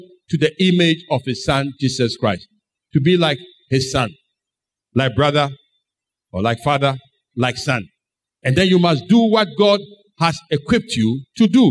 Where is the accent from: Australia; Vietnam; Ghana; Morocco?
Ghana; I am a Ghanaian.